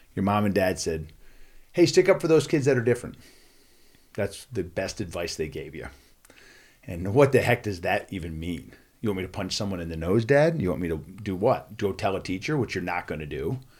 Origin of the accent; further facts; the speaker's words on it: Philadelphia, Pennsylvania, United States; I grew up in Philadelphia